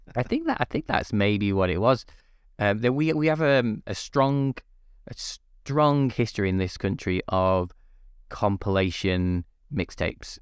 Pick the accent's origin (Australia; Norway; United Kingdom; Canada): United Kingdom; Manchester, North West England; also born or lived in Liverpool; I'm from, uh, England, Northwest England, specifically originally Manchester, um, and then moved to Liverpool for university